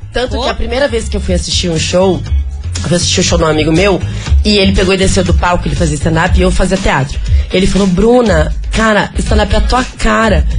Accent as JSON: {"language": "Portuguese", "town": "Curitiba", "region": "Paraná", "country": "Brazil", "moved": "yes", "lives_now": "São Paulo, Brazil", "said": "a minha cidade, eu estou voltando pra minha terra"}